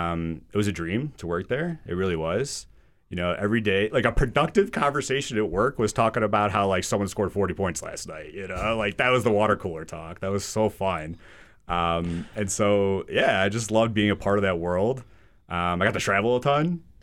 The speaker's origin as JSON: {"language": "English", "region": "Midwest", "country": "United States", "tie": "born or raised there", "said": "Honestly, like, growing up in the Midwest kind of reminds me a lot of Western Massachusetts. You know, it's just people are nice."}